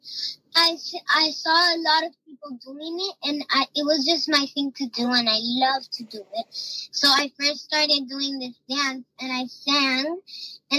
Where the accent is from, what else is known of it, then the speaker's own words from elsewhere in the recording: Miami, Florida, United States; I'm from Miami, Florida